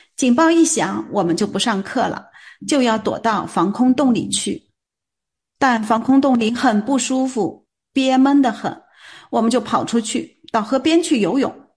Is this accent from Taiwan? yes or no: no; China; 我们中国人